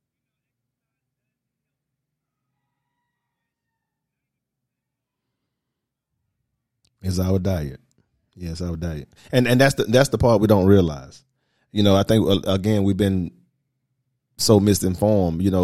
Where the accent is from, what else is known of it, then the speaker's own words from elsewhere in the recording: the South, United States; by me growing up in the South, we had to, you know, I remember being a little kid, we ate pork every day